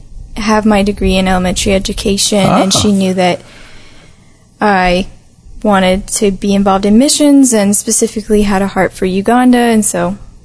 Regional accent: Tallahassee, Florida, United States; I'm from Tallahassee.

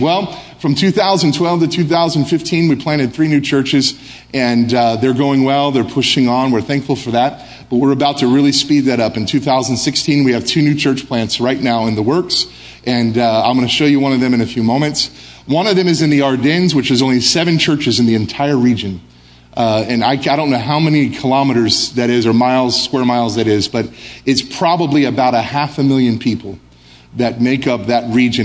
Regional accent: United States; moved away as an adult; now in Brussels, Belgium; I'm American. I'm proud to be American.

